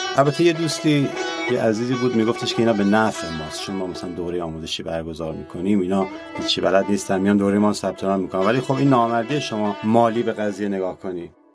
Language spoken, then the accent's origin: Persian; Kermanshah, Kermanshah Province, Iran; من کرمانشاهیم و بهشم افتخار میکنم